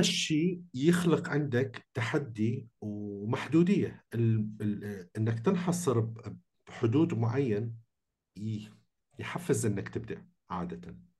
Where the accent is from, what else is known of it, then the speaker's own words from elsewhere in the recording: Iraq; احنا عراقيين